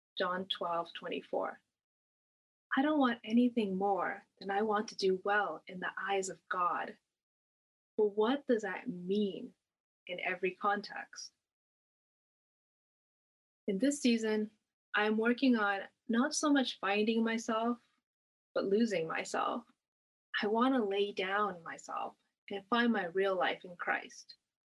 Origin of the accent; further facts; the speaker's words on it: Canada; I had grown up mostly in Canada